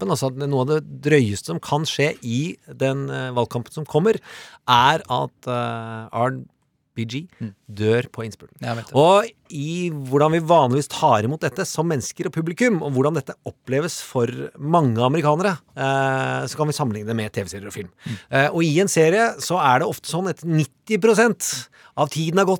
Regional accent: Larvik, Vestfold, Norway; Jeg er fra Larvik, og jeg husker godt det ble sagt der når jeg

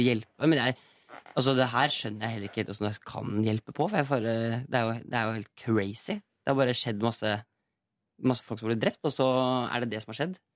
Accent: Eastern Norway, Norway; accent: Eastern Norwegian dialect

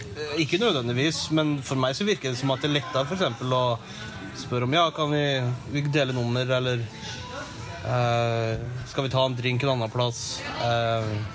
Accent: Norway; moved away as an adult; now in Washington, United States

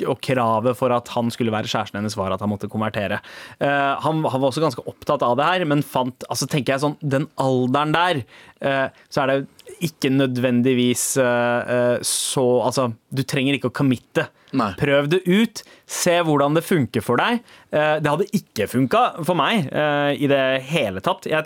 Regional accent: Norway; also born or lived in Sweden; Jeg er fra Norge og Sverige, og er oppvokst i en familie full av ateister, samt noen halvkristne.

